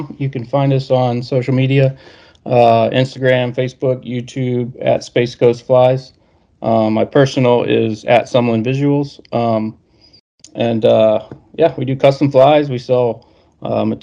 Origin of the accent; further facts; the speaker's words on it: Gulf Shores, Alabama, United States; moved away as an adult; also born or lived in Space Coast, Florida; I'm in Gulf Shores, GULF Gulf Shores, Gulf Shores, Orange Beach. We only have 34 miles of coastline. Yeah, On the Gulf here in Alabama. So that's home. I'm born and raised